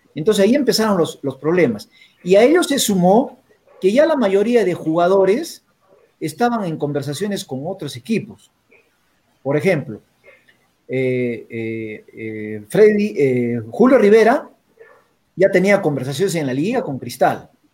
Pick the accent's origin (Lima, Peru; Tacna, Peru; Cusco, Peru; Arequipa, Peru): Arequipa, Peru; Yo soy arequipeño pues al 100%